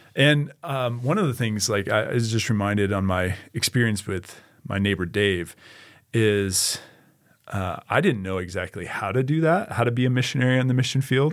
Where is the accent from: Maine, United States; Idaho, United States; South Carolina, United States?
Idaho, United States; Boise; I grew up in Boise, Idaho